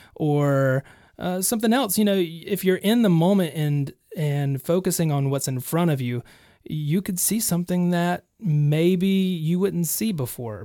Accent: Alabama, United States; also born or lived in Nashville; In my hometown.

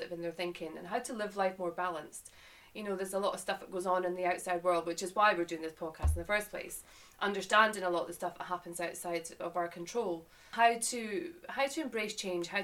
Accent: Boat of Garten, Scotland, United Kingdom; moved away as an adult; now in England; to give a little context to my accent and where I've come from, Scotland, and I moved to England nearly 12 years ago, from a little place called Boat of Garton up in the Highlands of Scotland near the Cairngorms.

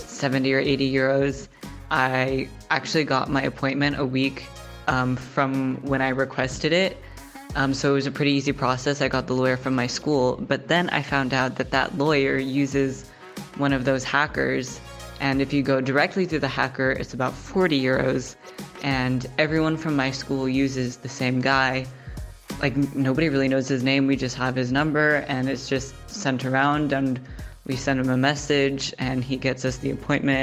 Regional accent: United States; moved away as an adult; now in Spain; so I'm a student from America

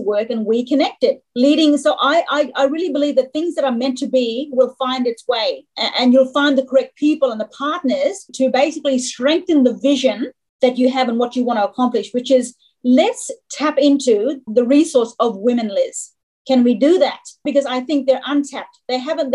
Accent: Jaru country, Kimberley, Western Australia, Australia; now in Kununurra, Australia; I come from the Jari people, which is 400k south of where I live now in Canada, which is Mirrawong Gidjerong country

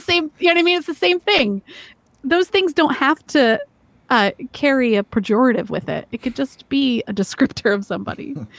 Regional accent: Georgia, United States; moved away as an adult; now in Maryland, United States; growing up in Georgia

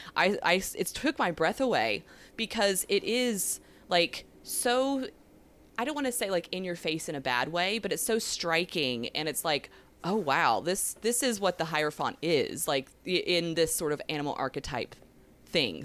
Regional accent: the southeast of the U.S., United States; I don't know if you can tell by my accent that slips out sometimes. I'm from the southeast of the U.S.

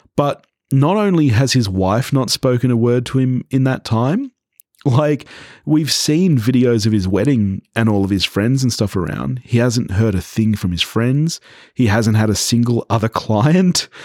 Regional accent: Australia; growing up in Australia

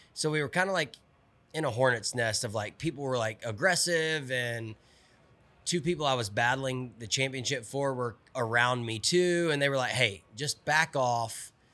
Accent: Olive Branch, Mississippi, United States; I'm from Olive Branch, Mississippi, right south of Memphis.

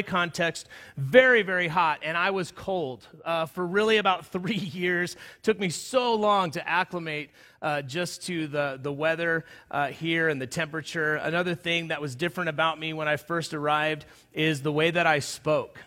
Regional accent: Southern California, United States; moved away as an adult; also born or lived in Palm Springs, California / Lyons, Colorado; now in Colorado, United States; I grew up in Southern California

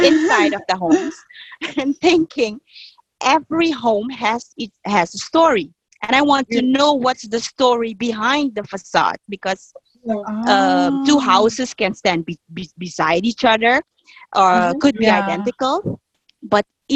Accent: Suriname; also born or lived in Amsterdam, Netherlands; I moved with my mom to Suriname when I was 4 years old

